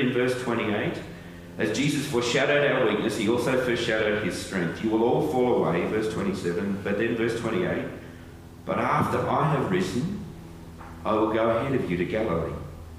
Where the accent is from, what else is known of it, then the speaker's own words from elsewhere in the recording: St. Ives, England, United Kingdom; I remember years ago leading youth group when I grew up in St. Ives, and I used to have to walk to youth group from home across the village green and through the shops at St. Ives.